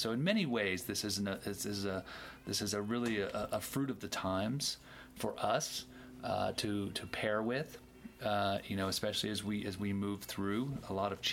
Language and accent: English; Maryland, United States; also born or lived in the tropics; I'm from Maryland in the mid-Atlantic, and it grows wild everywhere there